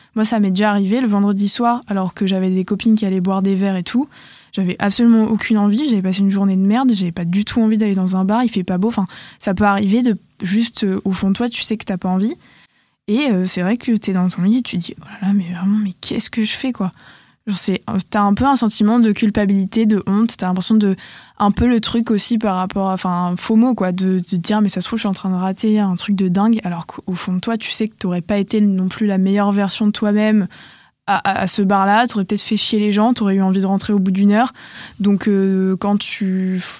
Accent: Bordeaux, Nouvelle-Aquitaine, France; j'ai quand même fait ma terminale euh, chez moi, à Bordeaux, chez mon père

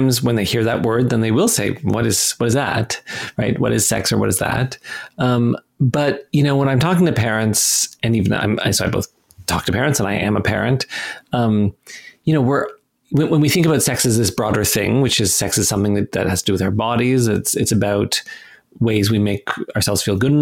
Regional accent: Canada; I'm Canadian

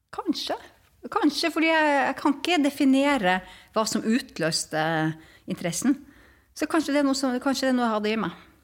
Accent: Tromsø, Troms, Norway; Som man hører på min dialekt, jeg vokste opp i, i Tromsø

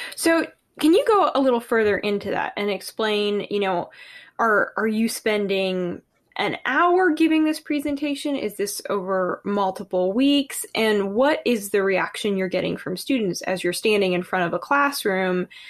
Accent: Massachusetts and New Hampshire, United States; moved away; also born or lived in Georgia; I grew up in Massachusetts and New Hampshire

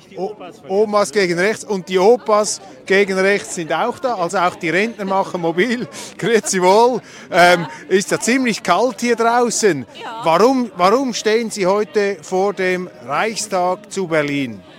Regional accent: Switzerland; ich bin Schweizer.

